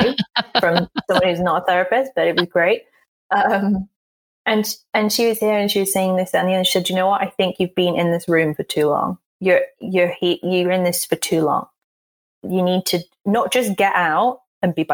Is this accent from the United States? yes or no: no; England, United Kingdom; accent: posh; I'm from England and I sound posh